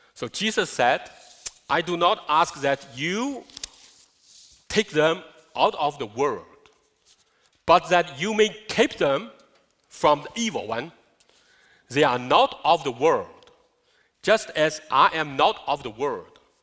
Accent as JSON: {"language": "English", "country": "China", "second_language": "English", "moved": "yes", "lives_now": "United States", "said": "China, I'm from China."}